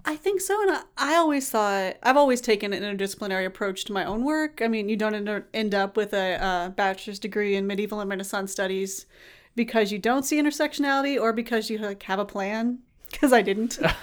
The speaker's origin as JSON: {"language": "English", "town": "Tallahassee", "region": "Florida", "country": "United States", "moved": "yes", "said": "I'm from Tallahassee"}